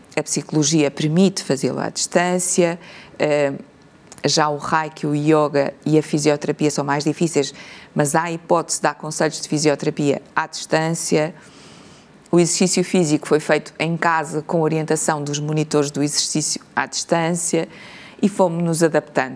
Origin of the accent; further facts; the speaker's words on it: Portugal; como portugueses